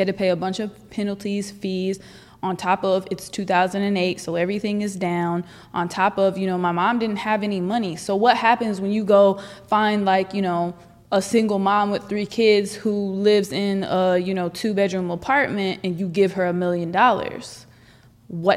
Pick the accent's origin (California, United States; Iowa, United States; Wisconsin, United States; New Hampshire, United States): California, United States; Northern; I'm from Northern California. I grew up on a 1,000-acre ranch